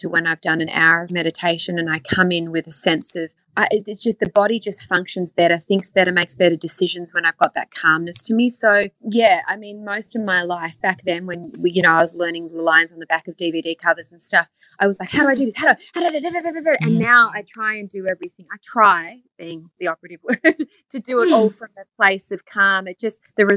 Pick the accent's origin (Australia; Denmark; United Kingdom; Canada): Australia; moved away as an adult; now in Los Angeles, United States; being Australian and growing up and working on TV there first